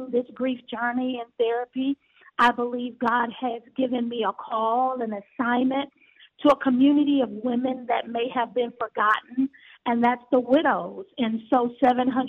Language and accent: English; Galveston, Texas, United States; moved away as an adult; now in Houston, United States; I'm from Galveston, Texas. I'm from the island